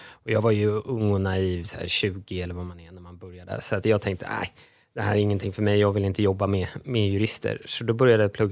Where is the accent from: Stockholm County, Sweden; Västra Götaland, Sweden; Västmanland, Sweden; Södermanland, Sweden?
Stockholm County, Sweden; Stockholm; also born or lived in Uddevalla / Kiruna / Syria / Israel; 43 år typ stockholmare. Jag är född i Uddevalla men, men kom till Stockholm när jag var två-ish.